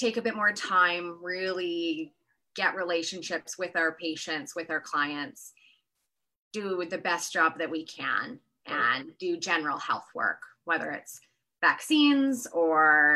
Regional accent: Kelowna, British Columbia, Canada; moved away as an adult; also born or lived in Edinburgh, Scotland / California; I'm originally from Kelowna

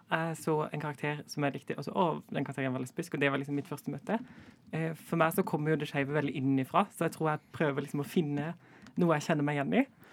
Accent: Kristiansand, Agder, Norway; fra Kristiansand og er DJ og psykologistudent

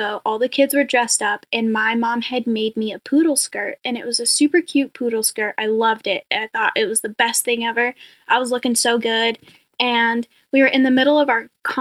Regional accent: Billings, Montana, United States; moved away as an adult; also born or lived in Sydney, Australia; now in Missoula, United States; I was born and raised in Billings, Montana

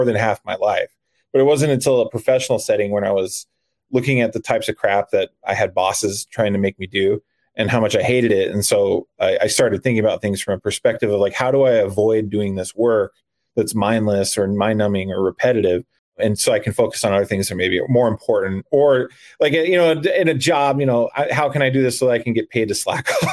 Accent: Arizona, United States; moved away as an adult; I'm originally from Arizona, but I am a full-time RVer.

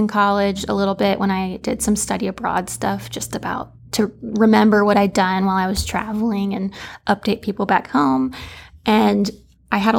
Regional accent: Lexington, Kentucky, United States; I am from Lexington originally and have spent most of my life here.

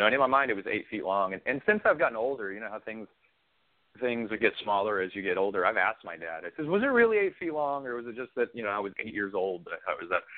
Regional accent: Wyoming, United States; moved away as an adult; also born or lived in Montana / Kansas / Charleston; I grew up in I grew up in Wyoming most of my life

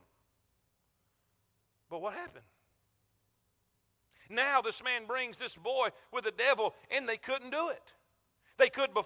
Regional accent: South Florida, United States; now in Alabama, United States; I'm from South Florida, Florida Crackers. I use this down there because we're country down there

